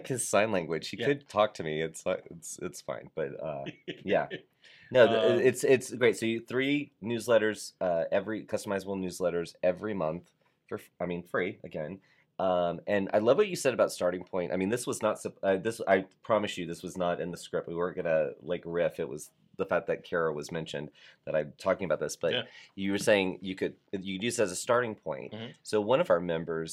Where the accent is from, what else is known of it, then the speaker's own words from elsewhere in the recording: Florida, United States; you and I are from Florida